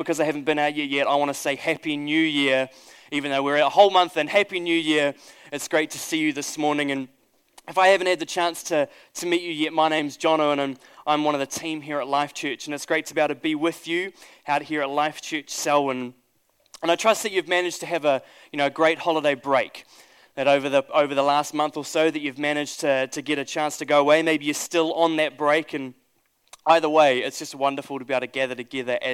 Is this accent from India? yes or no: no; New Zealand; I'm a Kiwi